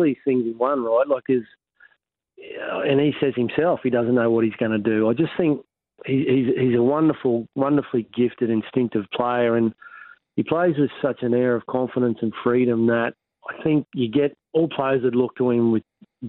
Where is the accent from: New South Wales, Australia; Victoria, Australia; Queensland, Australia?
Queensland, Australia; Rockhampton; another Rockhampton boy